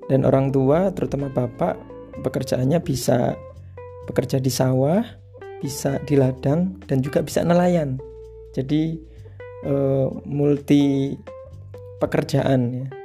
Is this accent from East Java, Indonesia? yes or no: yes; Tuban, East Java, Indonesia; born there; lahir di Tuban, Jawa Timur pada tanggal 27 Januari 1989.